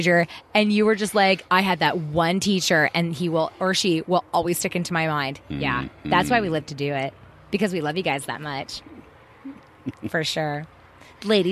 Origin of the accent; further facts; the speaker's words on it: Mesa, Arizona, United States; also born or lived in Central Phoenix; now in Phoenix, United States; I was raised out here in East Mesa